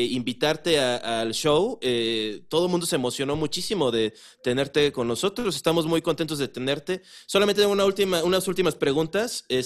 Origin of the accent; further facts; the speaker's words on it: Acapulco, Guerrero, Mexico; yo soy de Acapulco Guerrero.